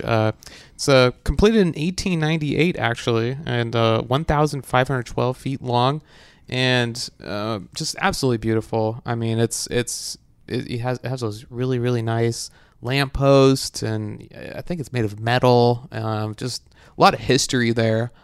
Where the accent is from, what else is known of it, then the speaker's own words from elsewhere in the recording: Wisconsin, United States; now in Knoxville, United States; I come from Wisconsin